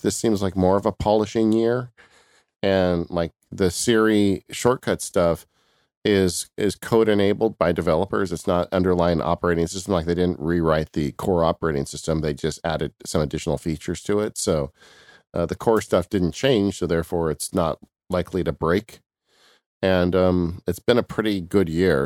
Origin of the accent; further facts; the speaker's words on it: California, United States; I'm from California